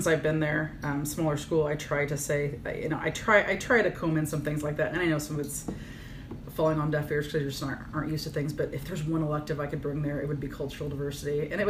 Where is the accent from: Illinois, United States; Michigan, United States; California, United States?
Illinois, United States; Virginia; moved away; I was raised in Virginia, Illinois, so teeny tiny, whatever. And my parents were always, in my opinion, for a small town, very open-minded. Mm-hmm. And I was raised on a farm